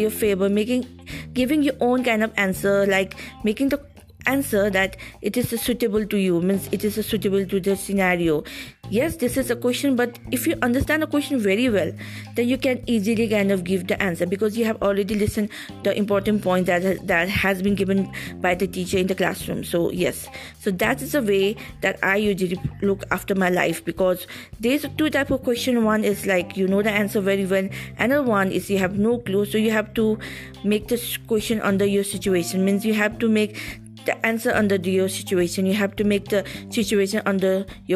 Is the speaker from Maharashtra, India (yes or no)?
no; Kalimpong, West Bengal, India; I'm a small town girl from Kalimpong, Darjeeling. So I'm a local person around here.